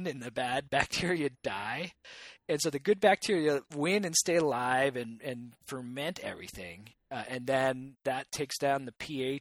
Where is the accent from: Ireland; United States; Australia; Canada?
Canada; as a Canadian.